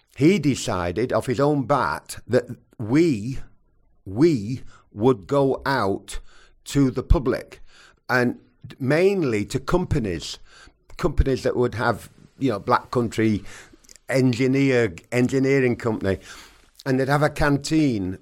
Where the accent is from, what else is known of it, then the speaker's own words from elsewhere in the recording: England, United Kingdom; I'm English